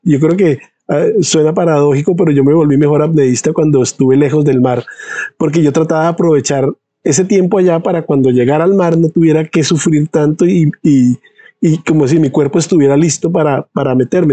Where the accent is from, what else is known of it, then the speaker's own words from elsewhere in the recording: San Andrés, San Andrés, Providencia and Santa Catalina, Colombia; also born or lived in Bogotá, Colombia; now in Sweden; yo nací en Bogotá, pero desde que tengo un año de edad crecí en San Andrés. Entonces, de hecho, yo me siento sanandresano.